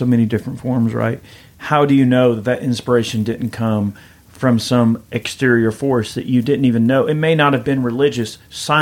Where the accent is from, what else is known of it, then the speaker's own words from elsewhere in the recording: Georgia, United States; I'm a redneck from Georgia.